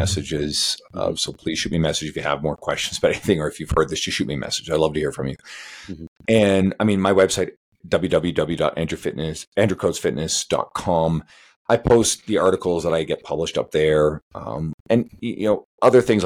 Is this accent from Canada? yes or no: yes; Western Canada, Canada; I'm a Canadian here, right? I'm a Western Canadian